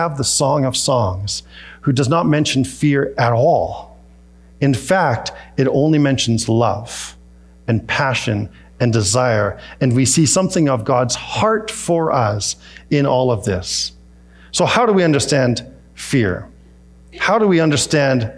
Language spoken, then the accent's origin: English; Peachland, British Columbia, Canada; moved away; We were in Peachland, where I grew up in the Okanagan